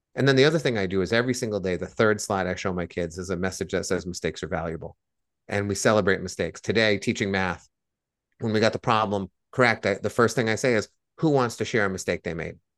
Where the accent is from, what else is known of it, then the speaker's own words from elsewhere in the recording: Blackstone, Massachusetts, United States; When I was growing up in Blackstone, Massachusetts